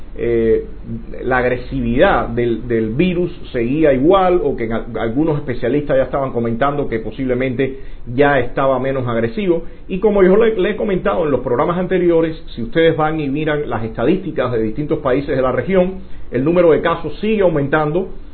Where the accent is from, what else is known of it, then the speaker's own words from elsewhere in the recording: Cuba; moved away as an adult; also born or lived in Mexico City; salí de Cuba